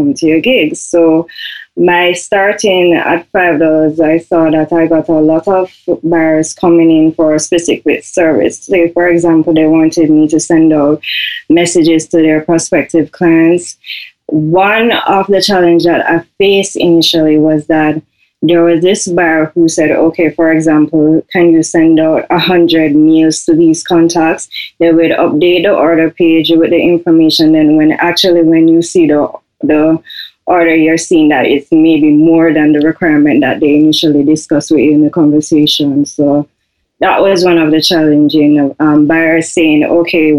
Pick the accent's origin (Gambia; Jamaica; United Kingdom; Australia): Jamaica; I am from Jamaica.